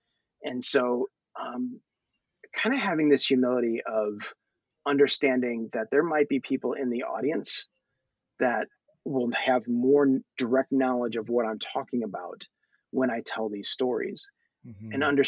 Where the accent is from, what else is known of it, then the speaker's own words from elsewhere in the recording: Thailand; born there; I have such a passion for my people. I was born in Thailand. I'm growing up here.